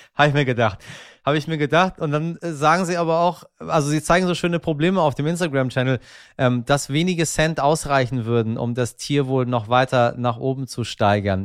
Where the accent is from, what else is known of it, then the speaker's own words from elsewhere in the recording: Iran; wenn man als ähm, Iraner so durch die Welt fährt